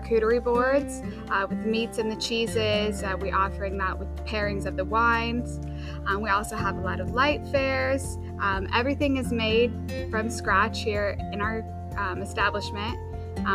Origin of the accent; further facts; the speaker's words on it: Tarpon Springs, Florida, United States; I'm originally from Tarpon Springs. I was born and raised.